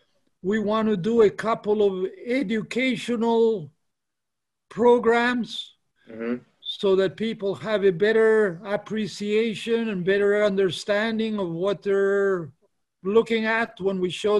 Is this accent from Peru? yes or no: yes; Peru; moved away; I'm from Peru